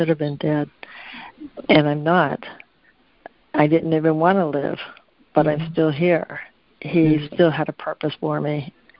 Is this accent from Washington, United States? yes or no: no; Concord, California, United States; also born or lived in San Francisco, California / Hawaii; now in Northern California, United States; I was born in San Francisco and raised in Concord, California